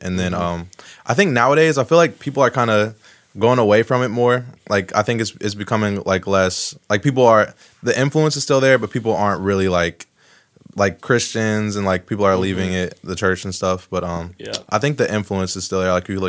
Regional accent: West Chester, Ohio, United States; Yeah, lived in the same house like my whole life. In Westchester, actually.

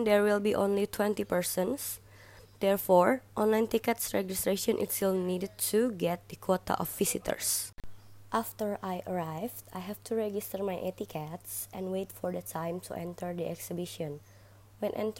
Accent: Jakarta, Indonesia; was born and raised in Jakarta, Indonesia.

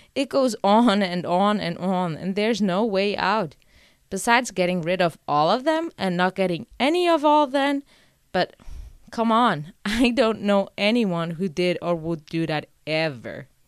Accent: Portugal; moved away; my hometown in Portugal since I wasn't living there yet

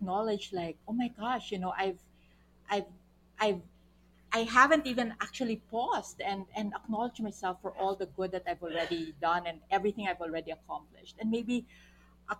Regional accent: Philippines; we're also Filipino

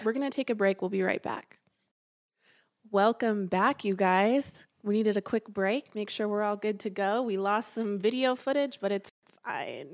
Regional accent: St. George, Utah, United States; I grew up down in Saint George, Utah.

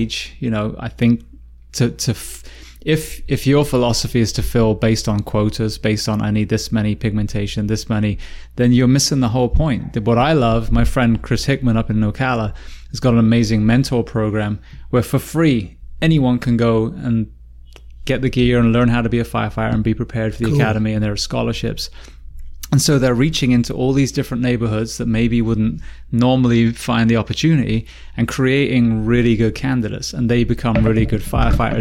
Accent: England, United Kingdom; moved away as an adult; now in United States; I'm from England

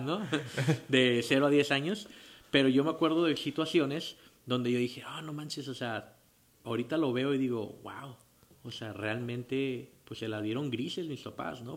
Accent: Tijuana, Baja California, Mexico; Yo soy aquí de Tijuana, Baja California. Nací en el 29 de diciembre de 1987

